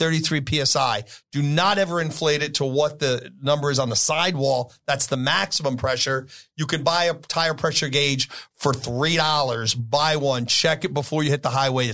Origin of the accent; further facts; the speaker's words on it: New York City, New York, United States; also born or lived in East Sacramento, California; now in Sacramento, United States; I grew up in the Bronx where leaded paint was